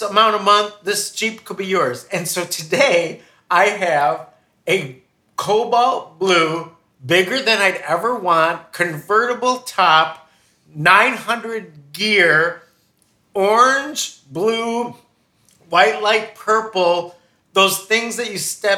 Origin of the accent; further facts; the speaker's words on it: New York, United States; moved away; I'm from New York